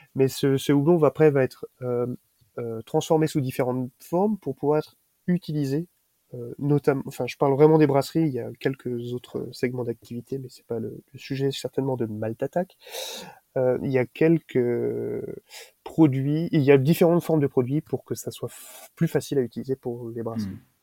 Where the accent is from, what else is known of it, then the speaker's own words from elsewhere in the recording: Alsace, Grand Est, France; chez nous en Alsace